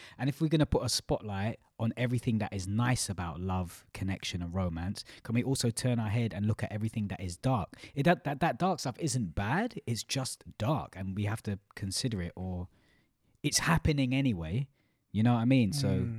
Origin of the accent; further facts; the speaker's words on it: United Kingdom; we as in British culture, British people.